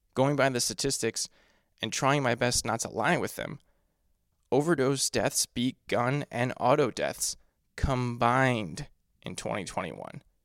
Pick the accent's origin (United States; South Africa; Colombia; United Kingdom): United States; my home country